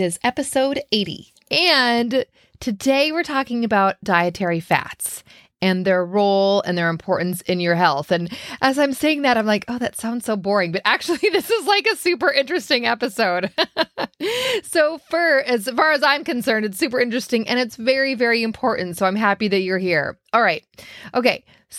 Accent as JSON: {"language": "English", "region": "Minnesota", "country": "United States", "tie": "born or raised there", "said": "growing up in Minnesota, and I was might as well have been the dairy queen."}